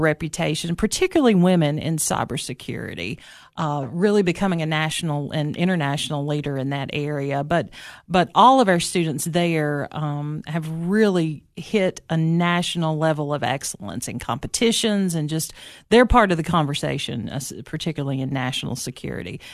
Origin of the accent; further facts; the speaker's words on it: Baxter, Tennessee, United States; also born or lived in Knoxville, Tennessee; it all started in Baxter, Tennessee, right? Uh, sometimes I say that I was from Upperman High School